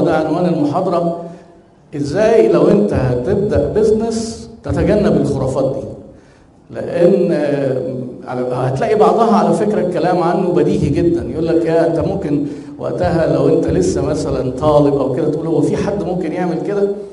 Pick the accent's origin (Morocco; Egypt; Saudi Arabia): Egypt; احنا عندنا في مصر